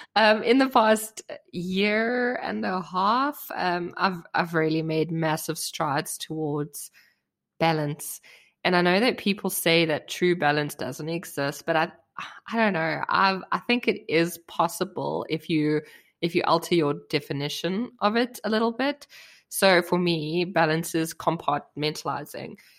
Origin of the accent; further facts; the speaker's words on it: South Africa; now in Germany; I grew up in South Africa, and South Africa is a very new country